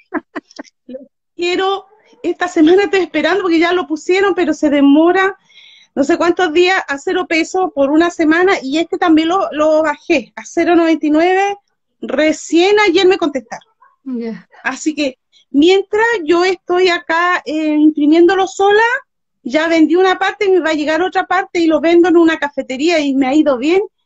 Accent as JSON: {"language": "Spanish", "country": "Chile", "said": "soy chilena, de acá de Chile, Sudamérica"}